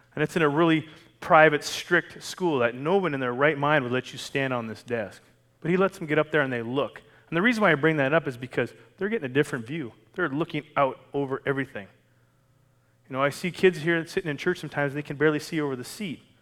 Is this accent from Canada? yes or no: yes; Canada; moved away as an adult; now in United States; I was Canadian for the first 40 years of my life